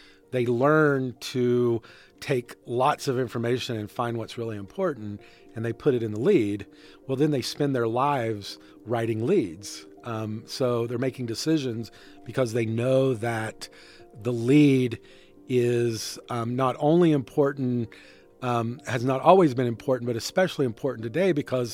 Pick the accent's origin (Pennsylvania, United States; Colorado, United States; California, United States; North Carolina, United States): North Carolina, United States; I grew up in North Carolina